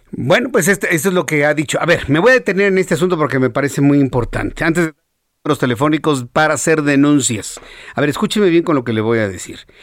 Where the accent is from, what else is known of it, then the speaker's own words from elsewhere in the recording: Mexico; Así decimos en México